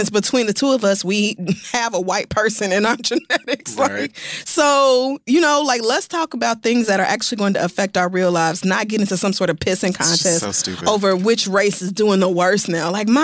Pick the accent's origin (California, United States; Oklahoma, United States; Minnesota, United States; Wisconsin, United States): Oklahoma, United States; I'm literally Native American. Like, do you have, maybe because I grew up in Oklahoma, I actually do know what has happened to Native Americans